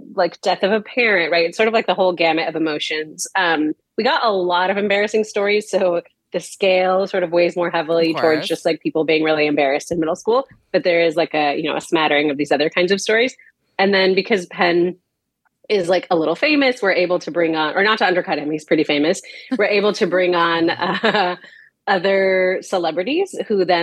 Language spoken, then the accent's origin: English; Puerto Rico; moved away as an adult; now in Los Angeles, United States; I was born in LA, but I grew up in Puerto Rico. So I'm from Puerto Rico.